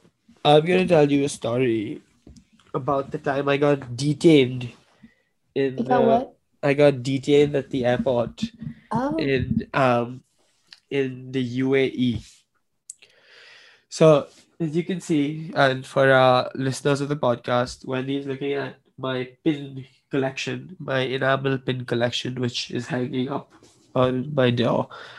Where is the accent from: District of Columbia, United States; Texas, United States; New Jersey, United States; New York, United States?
District of Columbia, United States; Washington; born there; I was born in Washington, D.C., so I'm a U.S. citizen.